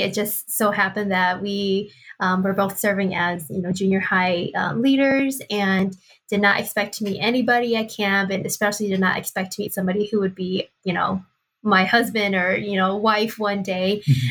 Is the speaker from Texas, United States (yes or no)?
no; Milwaukee, Wisconsin, United States; now in Twin Cities, United States; and then I am originally from Milwaukee, Wisconsin.